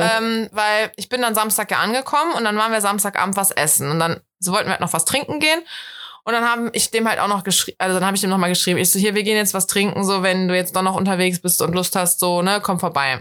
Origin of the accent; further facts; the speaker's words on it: Rhineland, Germany; Ich bin halt eine richtige Rheinländerin